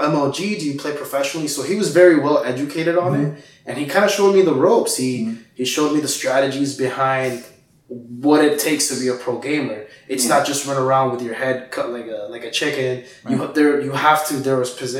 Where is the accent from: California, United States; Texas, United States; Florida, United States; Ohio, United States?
Florida, United States; Miami; also born or lived in Guatemala; I'm from Guatemala, but I came to the United States when I was 4 and pretty much grew up here in Miami, lived Miami my whole life